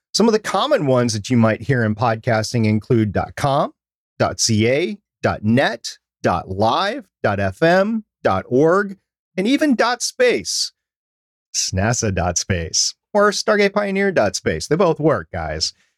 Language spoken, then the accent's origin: English; United States; I am American